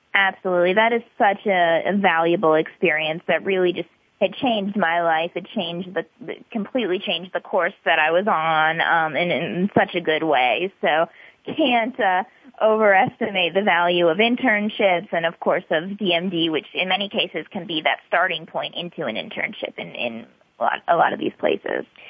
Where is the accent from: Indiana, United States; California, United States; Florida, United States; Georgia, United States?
Georgia, United States; Atlanta; I am originally from Atlanta